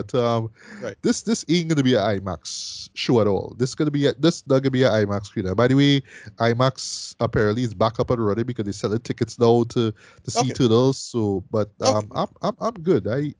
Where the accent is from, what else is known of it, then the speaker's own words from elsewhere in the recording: Trinidad & Tobago; Like I'm talking as a Trinidadian.